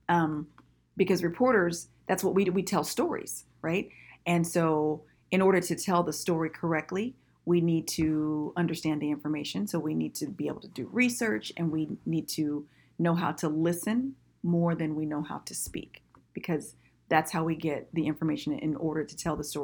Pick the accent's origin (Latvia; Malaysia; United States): United States; Vallejo, California; moved away as an adult; now in Sacramento, United States; I actually grew up in the Bay Area. I'm from Vallejo